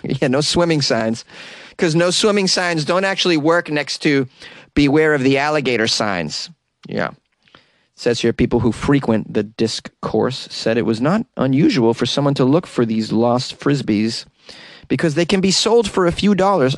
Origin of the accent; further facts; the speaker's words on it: Massachusetts, United States; I'm from Massachusetts